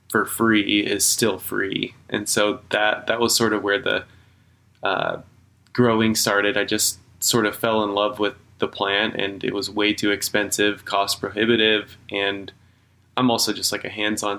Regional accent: Kansas, United States; moved away as an adult; So I'm from Kansas, born and raised. For 27 years I was out there

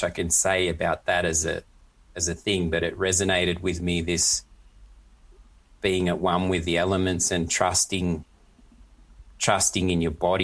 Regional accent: Australia; now in Germany; an Aussie who's used to heat and stuff

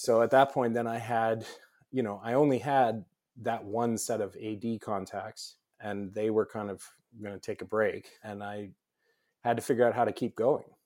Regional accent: Los Angeles, California, United States; I grew up in Los Angeles.

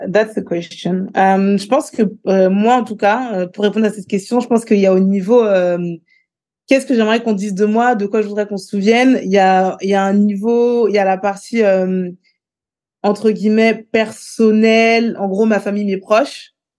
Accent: Écouen, Île-de-France, France; J'ai grandi euh, à Écouen, près d'une ville qui s'appelle Sarcelles.

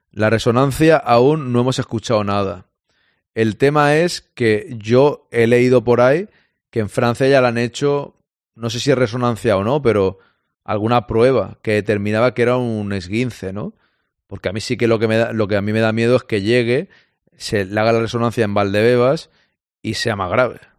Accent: Ciudad Real, Castilla-La Mancha, Spain; Yo soy de Ciudad Real.

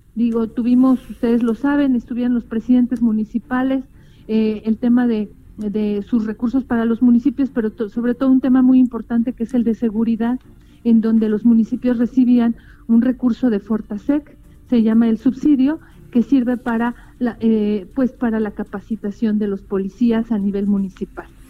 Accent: Mexico

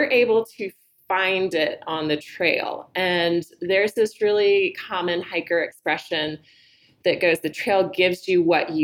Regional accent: Southeast, United States; I grew up in the Southeast

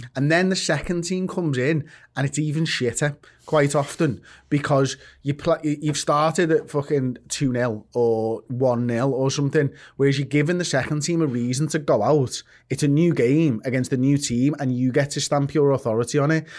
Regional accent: Liverpool, North West England, United Kingdom; I'm from Liverpool. I am English. Like, I was born in England

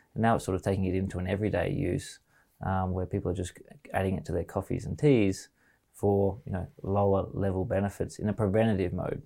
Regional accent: Australia; as an Australian

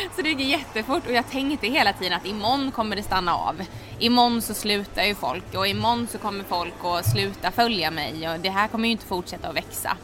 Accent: Halmstad, Halland County, Sweden; moved away as an adult; also born or lived in Oslo, Norway; now in Stockholm, Sweden; är född och uppvuxen i Halmstad

